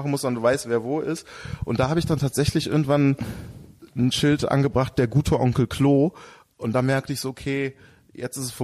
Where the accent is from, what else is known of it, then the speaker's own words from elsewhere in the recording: Düsseldorf, North Rhine-Westphalia, Germany; Ich bin Düsseldorf.